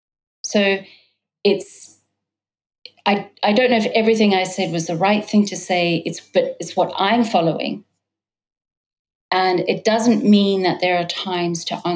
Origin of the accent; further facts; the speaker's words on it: United States; moved away as an adult; also born or lived in New York / California; now in London, United Kingdom; I'm American British, and so I've been now in Britain for London as my primary base for the last 4 years. Lived in New York and California